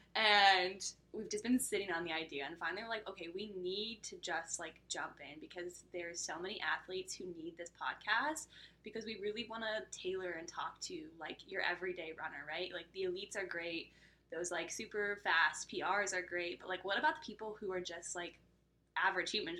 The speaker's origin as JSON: {"language": "English", "region": "Iowa", "country": "United States", "tie": "born or raised there", "moved": "yes", "lives_now": "North Carolina, United States", "said": "I live in the state of North Carolina, but I was born and raised in Iowa"}